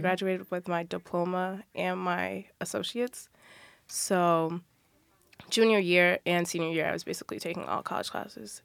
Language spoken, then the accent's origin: English; New Jersey, United States; I'm from New Jersey